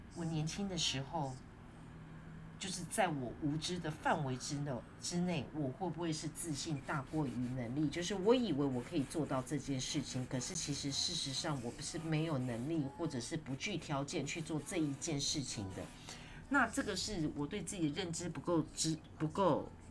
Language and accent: Chinese; Yonghe, New Taipei, Taiwan; 就是那一大块的那个公园，我小时候住在那边，那是因为要盖公园，不得已我才搬家的，因为我们家的房子呢被拆掉了